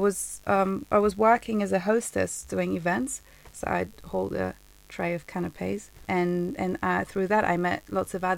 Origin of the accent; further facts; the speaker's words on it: Poland; moved away as an adult; now in London, United Kingdom; I grew up in Poland